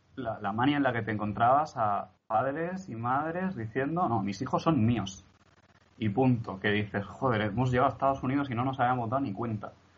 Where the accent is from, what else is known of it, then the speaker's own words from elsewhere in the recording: Barcelona, Catalonia, Spain; now in Murcia, Spain; no somos de aquí, mi familia y yo, somos de Barcelona